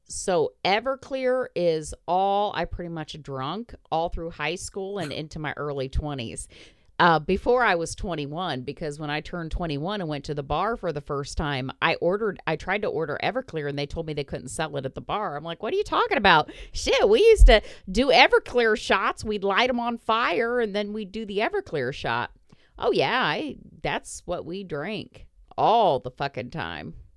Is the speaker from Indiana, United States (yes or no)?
yes; Indiana, United States; I was from Indiana